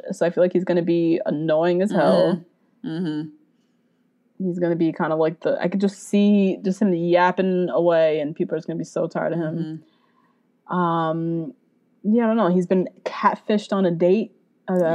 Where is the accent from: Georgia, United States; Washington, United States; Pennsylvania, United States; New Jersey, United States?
New Jersey, United States; We are from North Jersey.